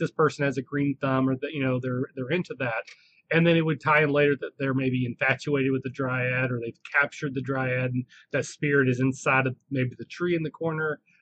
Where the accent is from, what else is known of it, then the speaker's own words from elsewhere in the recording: Southeast Kentucky, United States; I, now I'm from the South. I'm not from the deep South. I'm from Southeast Kentucky